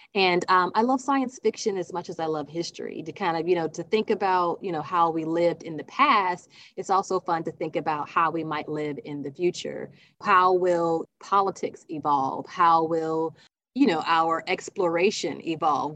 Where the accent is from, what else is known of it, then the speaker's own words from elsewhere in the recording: South Carolina, United States; I'm from South Carolina